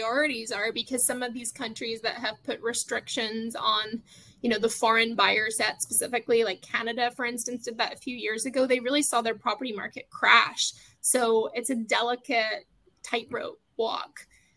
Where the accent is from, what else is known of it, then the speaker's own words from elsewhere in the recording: United Kingdom; now in United States; being from the UK myself